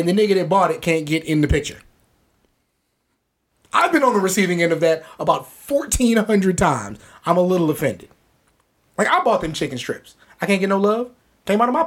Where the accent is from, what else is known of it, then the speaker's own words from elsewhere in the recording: San Antonio, Texas, United States; we're from San Antonio